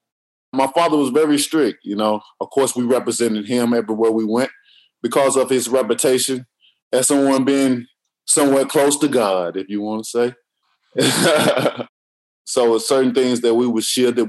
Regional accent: Tuscaloosa, Alabama, United States; I grew up in Tuscaloosa, Alabama

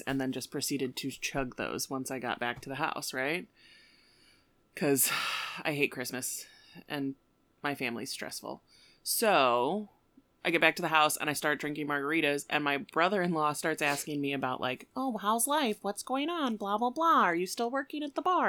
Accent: Aurora, United States; I grew up in Aurora

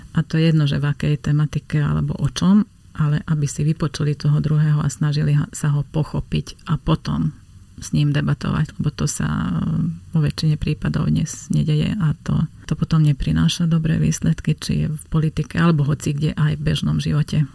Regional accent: Slovakia; accent: Hungarian; Slovak is a second language; mám maďarský prízvuk

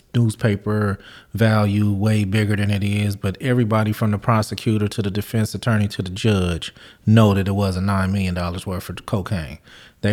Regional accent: California, United States; I'm from California

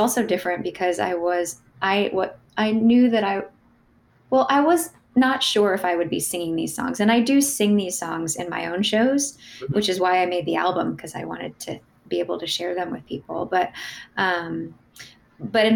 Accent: Louisville, Kentucky, United States; moved away as an adult; also born or lived in New York / Nashville; now in Chapel Hill, United States; So I grew up in Louisville. I went to high school in Louisville, Kentucky

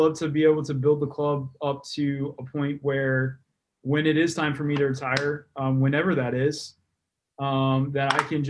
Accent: Texas, United States; Texas, yeah.

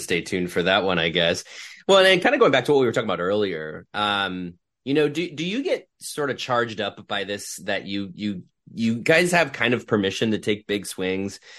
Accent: Ohio, United States; I grew up in Ohio

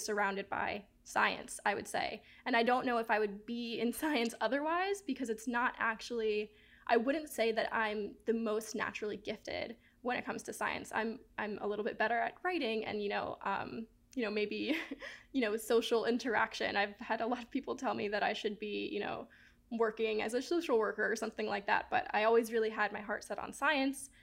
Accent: Miami, Florida, United States; I grew up right outside of the Everglades in Miami

